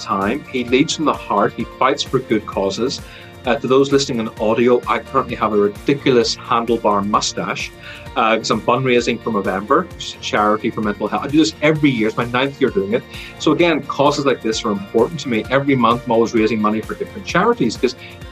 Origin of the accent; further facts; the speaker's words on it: Ireland; accent: Irish; you can probably hear by my accent, it's Irish, because I was born here and grew up here